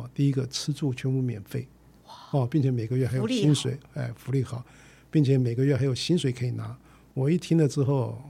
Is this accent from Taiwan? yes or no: yes; Chiayi, Taiwan; born there; 我是这个从嘉义出生了哦，我是这个国中第一届。